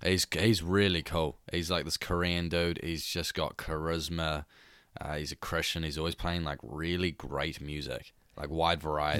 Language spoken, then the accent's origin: English; Devonport, Auckland, New Zealand; for all three of us, we come from Devonport